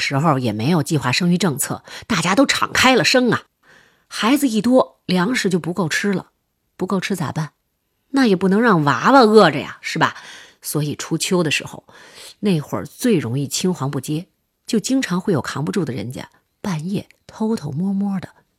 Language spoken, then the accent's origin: Chinese; Northeast China, China; 也可能是因为我们老家比较偏远吧，就是东北平原上的一个小村子